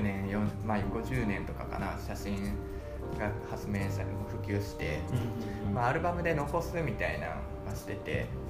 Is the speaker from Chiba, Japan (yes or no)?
no; Osaka, Japan; moved away; 大阪の方に、まあ、僕の実家の方に帰るんで